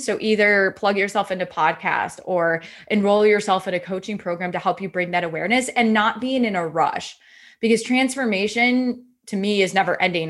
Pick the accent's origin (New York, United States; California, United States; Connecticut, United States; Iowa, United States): Iowa, United States; I'm originally from Iowa